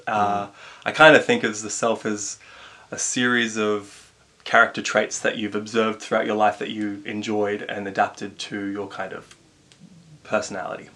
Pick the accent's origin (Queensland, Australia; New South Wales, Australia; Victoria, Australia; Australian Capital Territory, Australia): Australian Capital Territory, Australia; Canberra; growing up in Canberra.